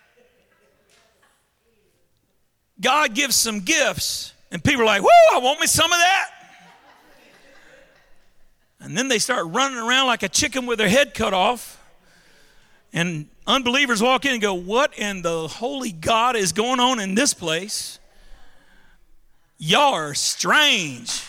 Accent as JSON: {"language": "English", "town": "Baton Rouge", "region": "Louisiana", "country": "United States", "said": "I'm from Baton Rouge. We don't speak ancient Greek in Baton Rouge."}